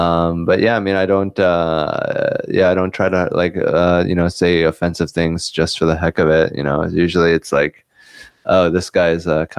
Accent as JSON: {"language": "English", "town": "Seattle", "region": "Washington", "country": "United States", "tie": "born or raised there", "also_born_or_lived": "New Jersey", "said": "high school in Seattle. And then before that, I moved to Seattle at the age of 7 from New Jersey. And I was born in New Jersey."}